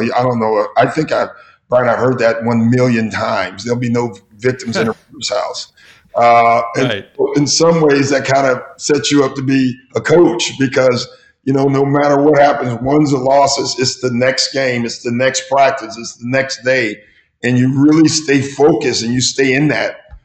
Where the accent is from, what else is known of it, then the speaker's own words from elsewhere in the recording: Chicago, Illinois, United States; growing up in Chicago